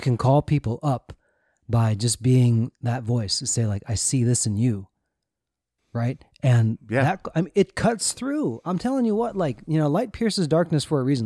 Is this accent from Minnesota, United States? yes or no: yes; Minnesota, United States; Josh and I grew up in Minnesota, the land of passive aggressiveness